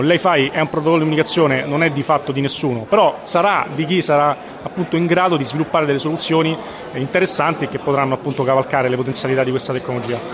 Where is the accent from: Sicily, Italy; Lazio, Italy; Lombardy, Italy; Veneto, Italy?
Lazio, Italy; Latina; moved away; also born or lived in Ascoli Piceno; sono originario di Latina